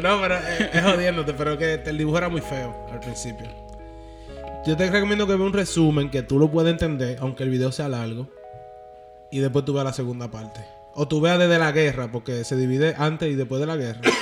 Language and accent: Spanish; Dominican Republic; moved away; yo me crié en República Dominicana